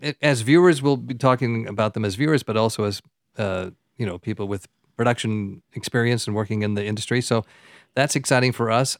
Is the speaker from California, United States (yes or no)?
yes; Southern California, United States; accent: American; also born or lived in Kilwinning, Scotland; We came to America, and that's where I grew up, in Southern California